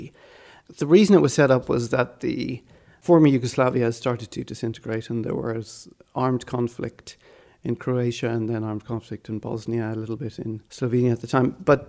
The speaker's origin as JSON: {"language": "English", "country": "Malawi", "tie": "born or raised there", "also_born_or_lived": "Swaziland / Ireland", "said": "Well, I was born in Malawi and sort of did my primary education in Swaziland. And then we moved back to Malawi."}